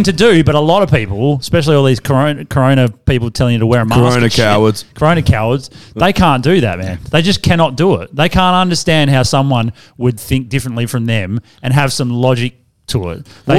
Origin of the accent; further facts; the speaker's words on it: Australia; we're Australian.